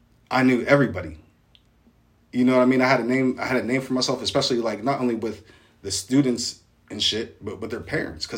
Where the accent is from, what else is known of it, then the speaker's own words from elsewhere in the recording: Canonsburg, Pennsylvania, United States; "Where are you from?" And I'll be like, "Kansburg."